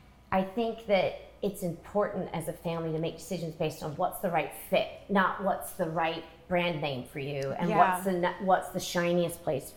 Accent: England, United Kingdom; We came from England, and neither of my parents went to college.

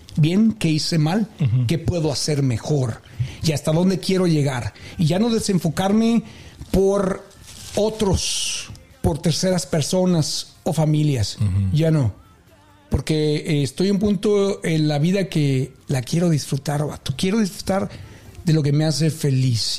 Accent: Mexico; nosotros como mexicanos

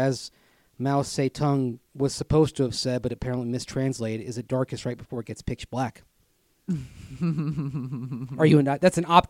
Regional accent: Tampa, Florida, United States; I grew up with this in Tampa.

